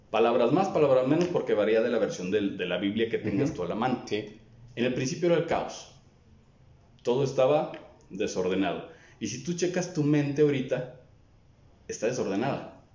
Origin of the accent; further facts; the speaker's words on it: Durango, Mexico; regreso aquí a Durango, a mi tierra natal